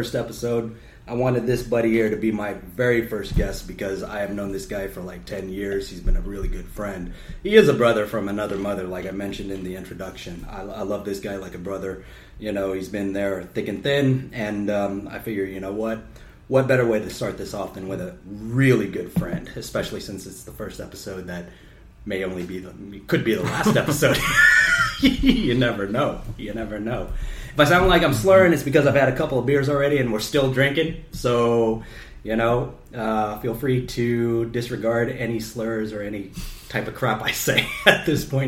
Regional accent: United States; moved away; I grew up in the States

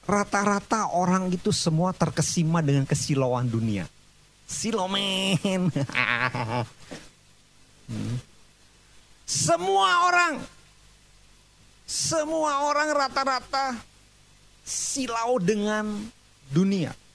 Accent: Bandung, West Java, Indonesia; saya umur 4 tahun baru pindah ke Bandung. Saya besar di Bandung.

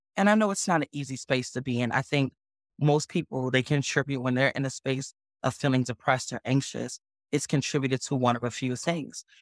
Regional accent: New York City, New York, United States; born and raised in the Bronx, New York

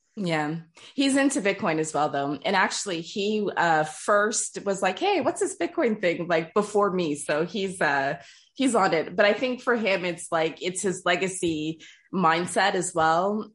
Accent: Toronto, Ontario, Canada; first language English; moved away as an adult; also born or lived in Trinidad and Tobago; now in France; born and raised in Toronto. My family's from Trinidad and Tobago. English is my first language.

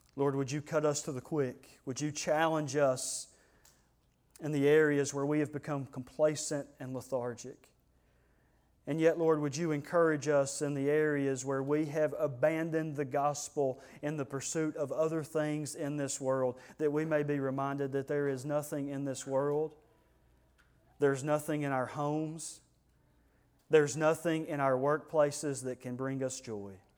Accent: United States; we're Americans

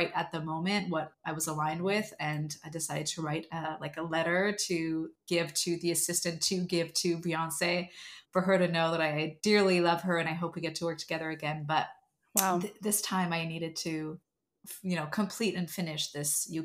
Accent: Montreal, Quebec, Canada; moved away as an adult; now in Los Angeles, United States; I was actually still in Montreal. I think I must have been 21 or 22 years old when I auditioned for her for the first time

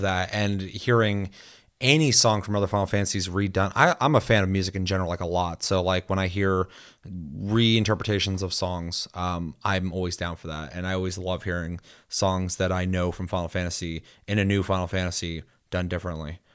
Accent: United States; me being American

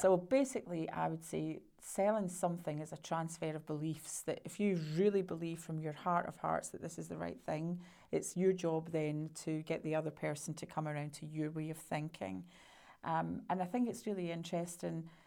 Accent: Scotland, United Kingdom; being Scottish

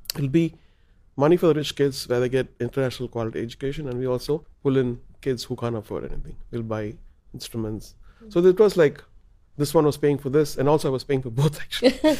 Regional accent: Chennai, Tamil Nadu, India; we're from Chennai

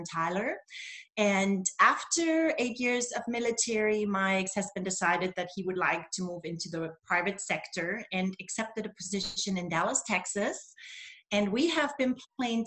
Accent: Germany; first language German; English is a second language; moved away as an adult; also born or lived in Berlin, Germany / Augusta, Georgia, United States; now in United States; I'm originally from East Germany. I was born and raised in communism.

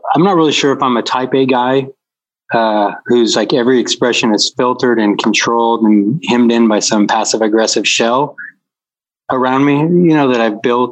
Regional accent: Decatur, Illinois, United States; also born or lived in Mount Zion, Illinois; Decatur is where I grew up, Mount Zion, Illinois.

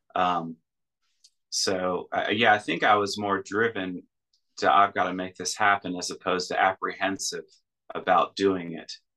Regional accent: United States; moved away as an adult; now in Russia; I'm an American in Russia

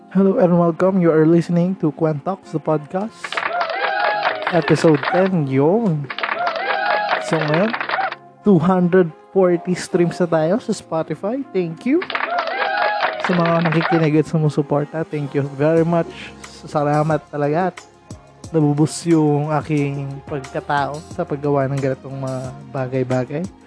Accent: Rizal, Calabarzon, Philippines; taga Rizal po ako

